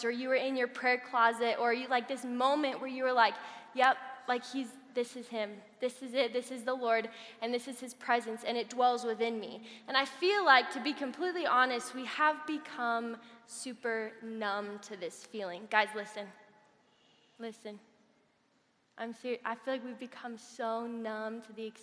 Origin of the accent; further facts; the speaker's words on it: Colorado Springs, Colorado, United States; also born or lived in Kansas; I grew up in Colorado Springs